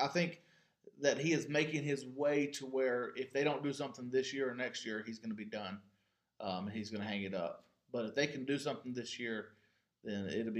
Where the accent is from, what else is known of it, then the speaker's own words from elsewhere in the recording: North Carolina, United States; We're both from North Carolina.